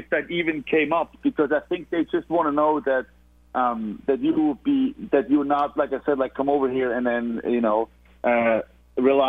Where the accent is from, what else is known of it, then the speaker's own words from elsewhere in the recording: Switzerland; moved away as an adult; now in United States; I'm from Switzerland